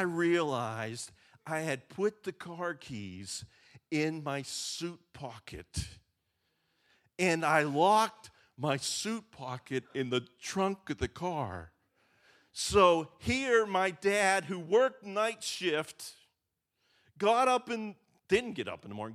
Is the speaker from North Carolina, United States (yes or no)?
no; Western Pennsylvania, United States; I grew up in Western Pennsylvania, where I grew up, bushes were privacy